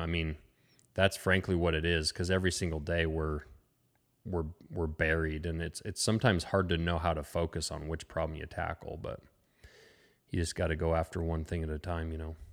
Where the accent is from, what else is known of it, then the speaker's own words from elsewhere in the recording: Lincoln, Montana, United States; also born or lived in Frenchtown, Montana; I grew up actually in Lincoln, which is about two hours east of here, a small town, uh, kinda on the edge of the Bob Marshall Wilderness